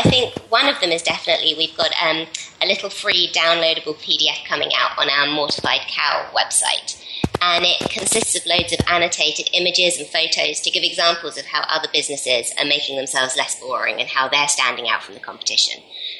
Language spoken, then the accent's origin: English; United Kingdom; because, well, we're British, and so we're never going to be that great at it.